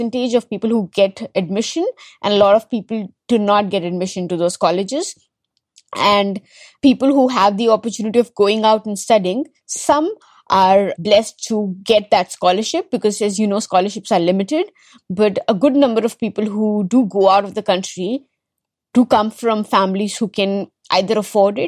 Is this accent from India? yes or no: yes; Delhi, India; also born or lived in Kerala; I was largely born, brought up in Delhi